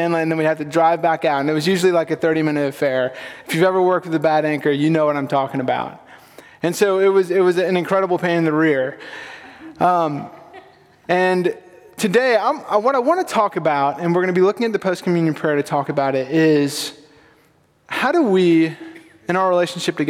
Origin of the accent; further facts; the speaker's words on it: Sullivan's Island, South Carolina, United States; So I grew up on Sullivan's Island. It's a little barrier island off the coast of Charleston